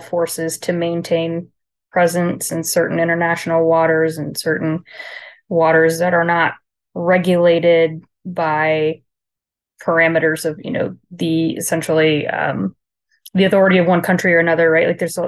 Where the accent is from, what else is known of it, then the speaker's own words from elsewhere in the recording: Charleston, South Carolina, United States; born there; I was born in Charleston, South Carolina, to a Navy dad